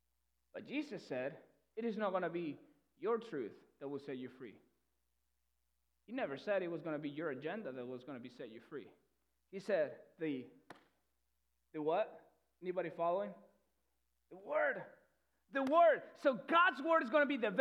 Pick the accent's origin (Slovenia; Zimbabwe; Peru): Peru; English is a second language; moved away; I'm not from here, okay? That's where the accent comes from. If you're new, I'm from Peru. So English is not my first language.